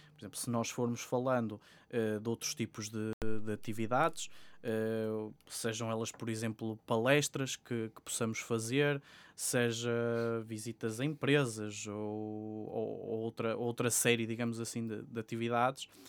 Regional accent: Sabrosa, Norte, Portugal; moved away as an adult; now in Porto, Portugal; eu estive a frequentar eh, o ensino secundário numa escola em, Trás-os-Montes, que é, que é de onde eu sou natural, de, em Sabrosa, Vila Real

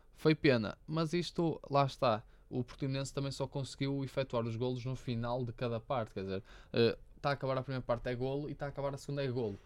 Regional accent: Braga, Norte, Portugal; eu sou de Braga

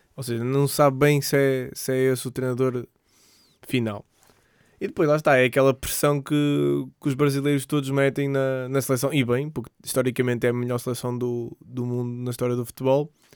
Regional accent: Portugal; sendo português

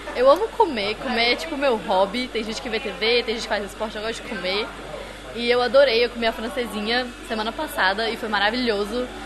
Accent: Brasília, Federal District, Brazil; moved away as an adult; now in Porto, Portugal; eu sou de Brasília, a capital do Brasil

